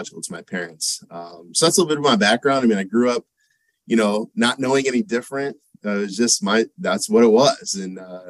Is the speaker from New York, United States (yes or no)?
no; Monroe, Michigan, United States; I'm from Michigan. I grew up there, a town called Monroe, Michigan